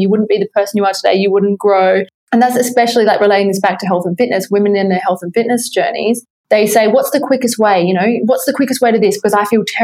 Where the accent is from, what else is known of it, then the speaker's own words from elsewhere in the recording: Adelaide, South Australia, Australia; I was from Australia. I was from Adelaide, which is like not Sydney